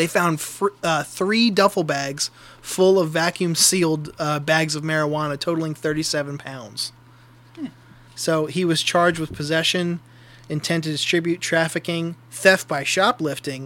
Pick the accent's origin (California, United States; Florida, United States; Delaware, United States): Delaware, United States; I'm from Delaware.